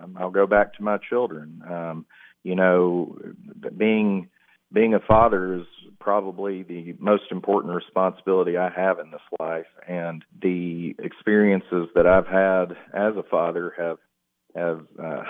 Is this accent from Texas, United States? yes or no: no; McMinnville, Tennessee, United States; I grew up in McMinnville, moved there after seventh grade, went to Morrison Elementary School, graduated from Warren County High School, class of 99